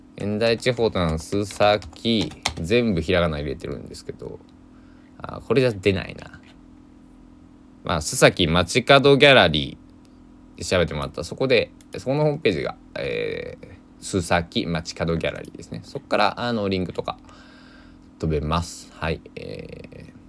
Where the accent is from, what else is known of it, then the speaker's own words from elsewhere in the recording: Susaki, Kochi, Japan; now in Kagawa, Japan; 地元高知県、佐喜市、人口二万何百人かな